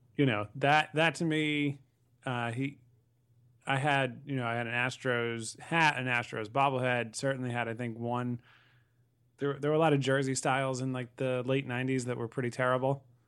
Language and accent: English; Connecticut, United States; I saw a lot of games growing up in Connecticut